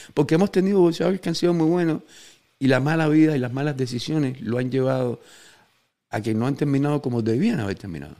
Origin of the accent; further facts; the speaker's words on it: Cuba; los fans cubanos